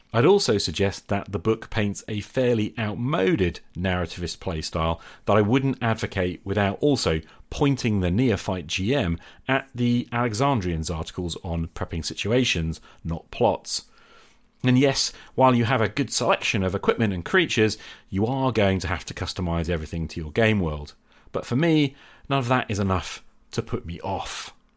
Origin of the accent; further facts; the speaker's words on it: Norwich, East of England, United Kingdom; moved away; I travelled back to my hometown of Norwich in Norfolk, England, to visit my parents